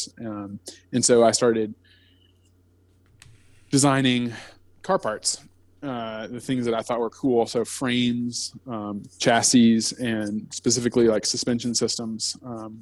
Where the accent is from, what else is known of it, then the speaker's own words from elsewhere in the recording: Blacksburg, Virginia, United States; I grew up in outside of Blacksburg, Virginia